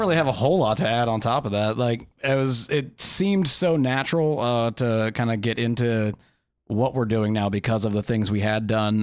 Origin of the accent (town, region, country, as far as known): Midwest, United States